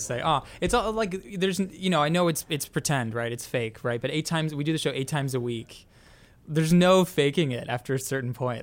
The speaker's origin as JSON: {"language": "English", "town": "Toronto", "region": "Ontario", "country": "Canada", "said": "we're each from Canada. We're each from Toronto"}